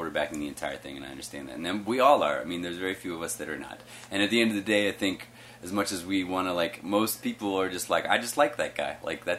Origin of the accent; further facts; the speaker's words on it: the South, United States; I grew up in the South, and I was living in the South. I lived in Texas during George Bush's presidency. I lived in Florida